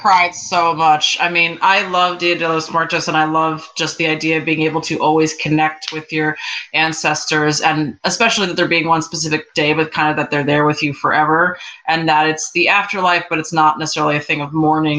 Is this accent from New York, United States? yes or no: yes; New York, United States; now in Los Angeles, United States; I live in LA and I've lived here for a long time, but I'm originally from New York.